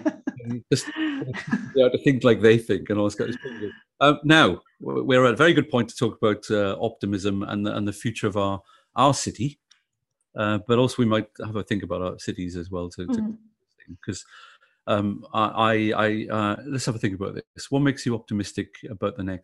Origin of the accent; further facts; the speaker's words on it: Wales, United Kingdom; now in Australia; a Welshman who's not really very Australian at all